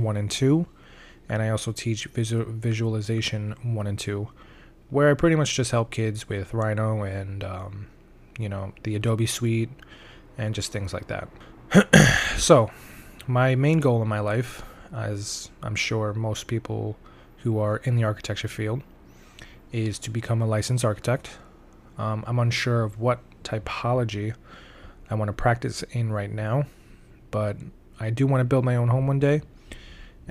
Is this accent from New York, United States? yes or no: yes; New York City, New York, United States; also born or lived in Albany, New York; I am from Staten Island, New York, of course, the Forgotten Borough, and I was born and raised here. I still currently live here.